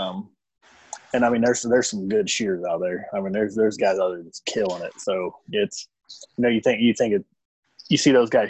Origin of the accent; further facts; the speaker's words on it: Kansas, United States; I'm from Kansas originally. So, I mean, you grew up in Kansas, everybody hunts deer.